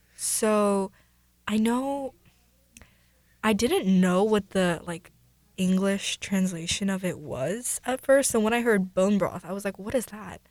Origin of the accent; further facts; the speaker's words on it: Mercer Island, Washington, United States; Both my parents are Korean, but I was born here